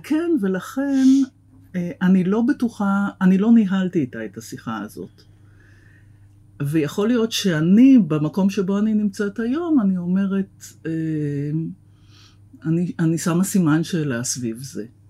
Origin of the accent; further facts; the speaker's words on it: Tel Aviv, Tel Aviv District, Israel; גדלתי בתל אביב